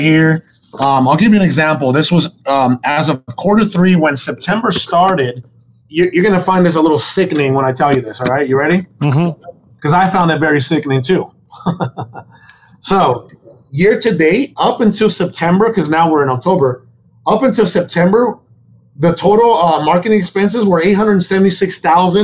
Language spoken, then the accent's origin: English; Sonora, Mexico; now in United States; I was born in Mexico. I was born in Sonora, Mexico